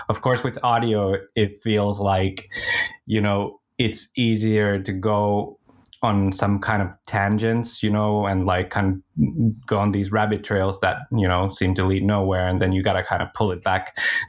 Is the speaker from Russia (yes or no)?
no; Finland; also born or lived in Israel; Well, I'm an entrepreneur from Finland. I run a small video production company here in Finland. And yeah, I've lived pretty much half my life in Israel, but now living in Finland.